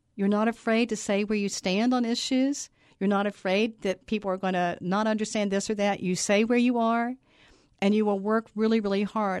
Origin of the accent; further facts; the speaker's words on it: Buzzard Rock Mountain, north of Charleston, West Virginia, United States; I grew up on Buzzard Rock Mountain, north of, um, Charleston.